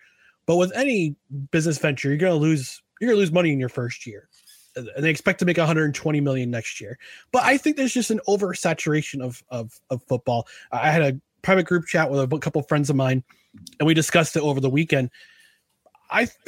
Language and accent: English; New Jersey, United States; I grew up and I was born in New Jersey.